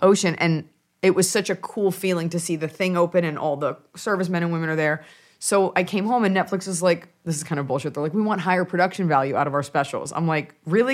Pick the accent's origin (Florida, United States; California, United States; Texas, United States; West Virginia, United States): Texas, United States; Dallas; moved away; family's from New York, but I'm from Dallas, Texas.